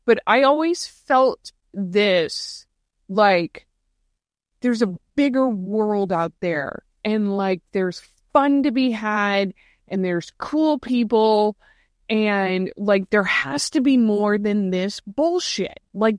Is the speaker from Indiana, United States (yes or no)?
no; St. Louis, Missouri, United States; I'm a Midwesterner. Originally from St. Louis.